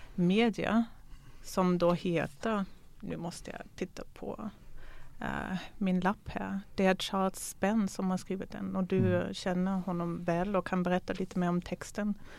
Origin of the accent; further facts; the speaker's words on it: Germany; moved away; Jag är ju född ifrån DDR